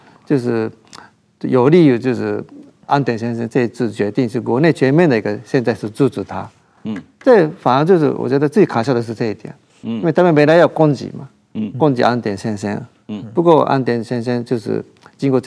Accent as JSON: {"language": "Chinese", "country": "Japan", "said": "我们日本人"}